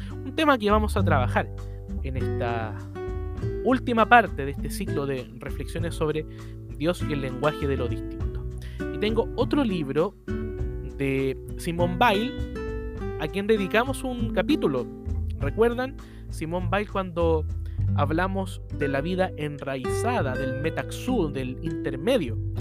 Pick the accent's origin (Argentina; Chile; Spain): Chile; soy el único chileno escribiendo en el libro